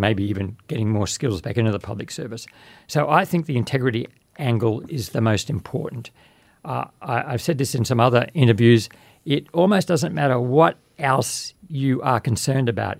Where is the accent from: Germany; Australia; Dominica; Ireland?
Australia; Babinda, Queensland; also born or lived in Innisfail / Townsville; I was born in Babinda and went to the various schools, finishing at Innisfail High